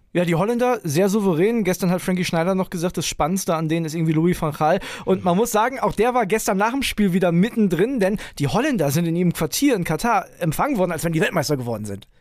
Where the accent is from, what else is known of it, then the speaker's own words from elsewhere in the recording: Germany; als Deutscher